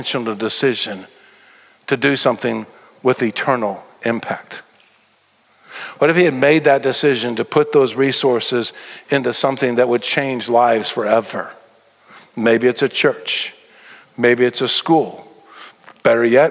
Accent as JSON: {"language": "English", "region": "Tennessee", "country": "United States", "tie": "born or raised there", "moved": "yes", "lives_now": "Texas, United States", "said": "I am a Texan. I got here as fast as I could. I was born in Tennessee"}